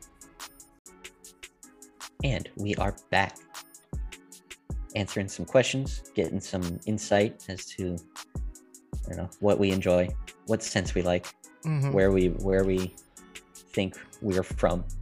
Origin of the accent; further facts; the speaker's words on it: United States; moved away; I don't know what it is about being American, but I just am American. Like, I'm very American.